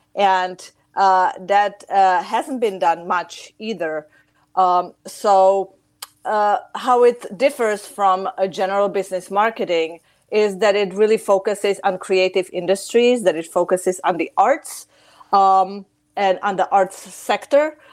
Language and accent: English; Chicago, Illinois, United States; moved away as an adult; also born or lived in Czech Republic; now in Prague, Czech Republic; I've spent most of my life um, in Chicago, United States